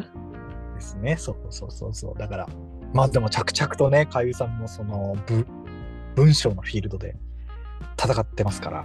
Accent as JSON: {"language": "Japanese", "region": "Fukushima", "country": "Japan", "tie": "born or raised there", "also_born_or_lived": "Tokyo", "moved": "as an adult", "said": "私、福島出身"}